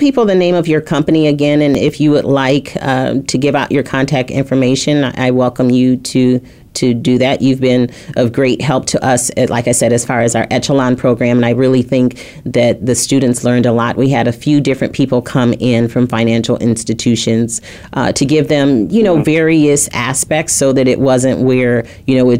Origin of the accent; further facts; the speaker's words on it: Flint, Michigan, United States; I grew up in Flint, Michigan